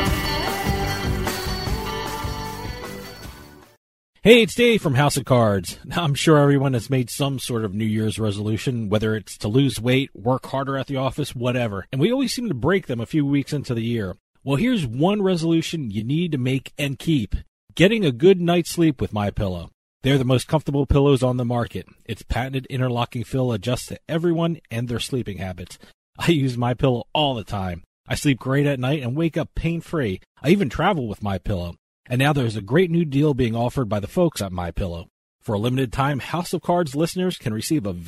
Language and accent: English; New Jersey, United States; I grew up in New Jersey